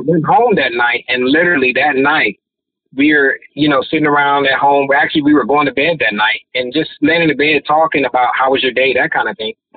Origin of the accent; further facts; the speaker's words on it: Detroit, Michigan, United States; Growing up in Detroit, we we grew up on opposite sides of town. I grew up on the east side